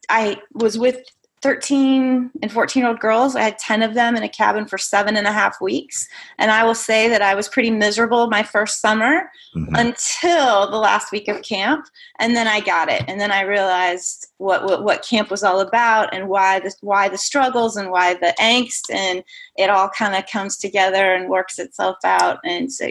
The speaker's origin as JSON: {"language": "English", "region": "Nebraska", "country": "United States", "tie": "born or raised there", "said": "I grew up in the Midwest, also in Nebraska."}